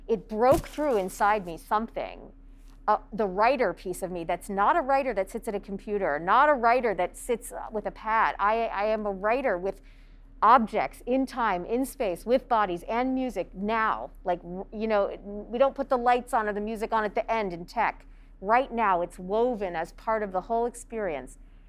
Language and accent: English; United States; There wasn't a whole lot of physical theater when I was growing up in the United States